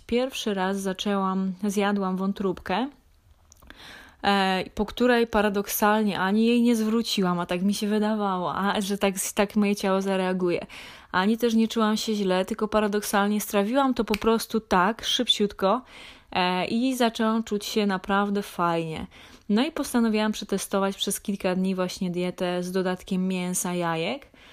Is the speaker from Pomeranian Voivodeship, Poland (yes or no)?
no; Lesser Poland, Poland; Ja pochodzę z niedużej miejscowości w województwie małopolskim